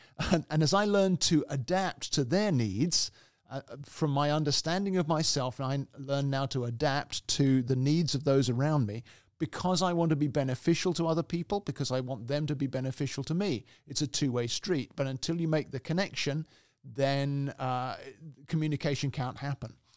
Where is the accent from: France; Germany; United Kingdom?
United Kingdom; England; also born or lived in Canada; now in United States; originally I'm from the U K, I'm British, and, uh, I'm also Canadian, incidentally. So I have three, uh, nationalities, three citizenships, but originally from England.